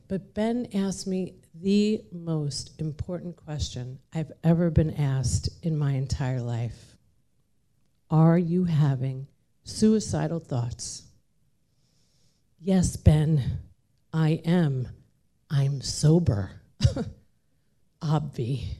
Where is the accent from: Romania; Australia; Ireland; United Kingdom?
Ireland; I'm Irish. We drink. That's what we do.